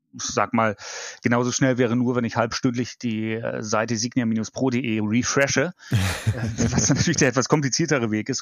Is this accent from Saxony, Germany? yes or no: no; Bremerhaven, Bremen, Germany; moved away as an adult; also born or lived in Baden-Württemberg / Frankfurt; now in Düsseldorf, Germany; komme gebürtig aus Norddeutschland, dem wunderbaren Bremerhaven. Bin dort auch aufgewachsen